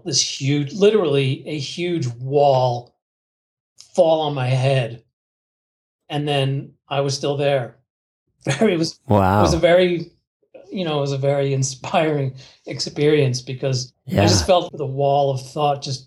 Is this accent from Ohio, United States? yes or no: no; New Jersey, United States; I was raised in New Jersey, near, very close to New York City